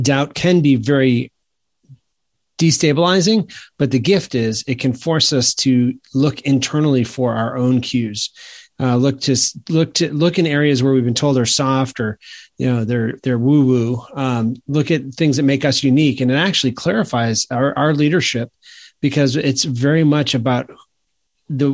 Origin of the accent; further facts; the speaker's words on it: Maine, United States; now in South Carolina, United States; I grew up in Maine, so there's a lot of hockey there.